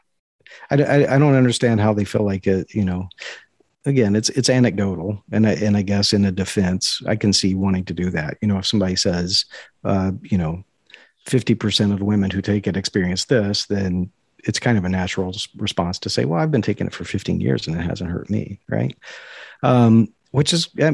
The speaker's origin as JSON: {"language": "English", "region": "Kentucky", "country": "United States", "tie": "born or raised there", "said": "I was born in Kentucky"}